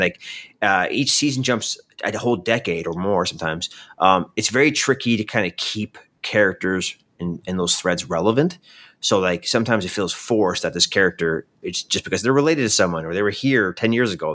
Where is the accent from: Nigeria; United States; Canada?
Canada; I'm Canadian